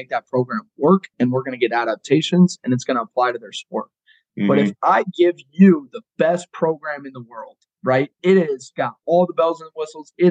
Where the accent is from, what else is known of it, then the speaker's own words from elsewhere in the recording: Colorado, United States; No, actually, I grew up in Colorado.